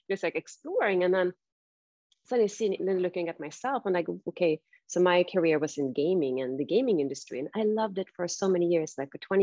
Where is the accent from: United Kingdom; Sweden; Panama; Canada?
Sweden; now in San Francisco, United States; I grew up in Sweden